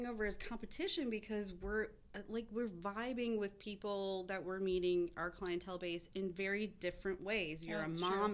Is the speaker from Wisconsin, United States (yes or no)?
yes; Merrill, Wisconsin, United States; also born or lived in Madison, Wisconsin / Wausau, Wisconsin; I moved back to Wausau 5 years ago from the Madison area, but I grew up in Merrill.